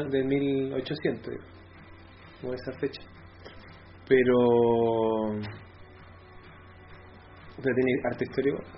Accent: Valdivia, Los Ríos, Chile; Valdivia, en eh, mi ciudad natal

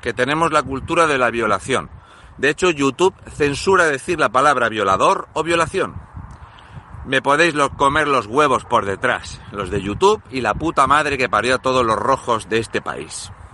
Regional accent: Fuente Álamo de Murcia, Region of Murcia, Spain; yo soy de Fuente Álamo de Murcia

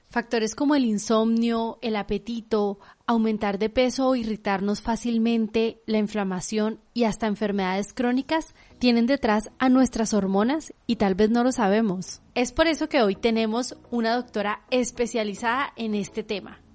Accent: Guadalajara, Jalisco, Mexico; moved away; yo crecí en Guadalajara

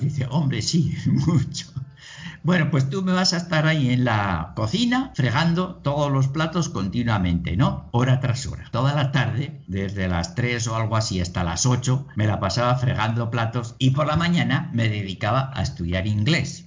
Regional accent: Milagro, Navarre, Spain; moved away as an adult; also born or lived in Estella; now in Venezuela; soy español, nacido en Navarra, nacido en un pueblecito pequeño, Milagro

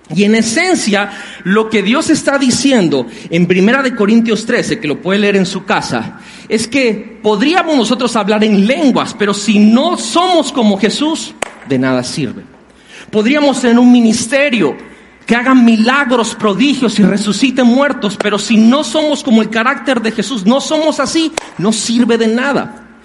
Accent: Mexico; los que somos de aquí de México somos mexicanos

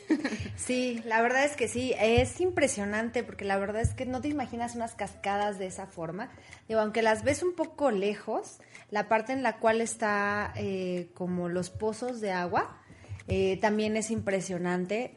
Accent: Mexico

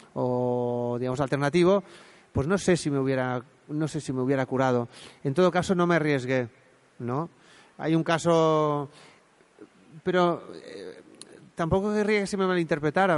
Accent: Spain; en Montanui, de donde yo soy

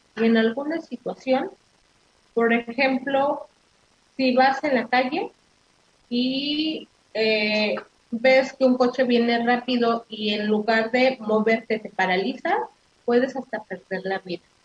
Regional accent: Mexico; los mexicanos así somos los mexicanos somos solidarios, los, mexicanos somos hermanos

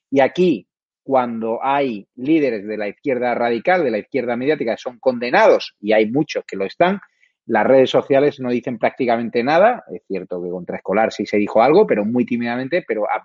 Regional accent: Málaga, Andalusia, Spain; como malagueño nosotros le protegemos y le mimamos

